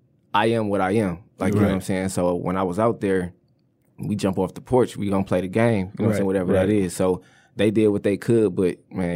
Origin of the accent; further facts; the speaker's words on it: Flint, Michigan, United States; Look, … was pivotal for anybody that come up in Flint.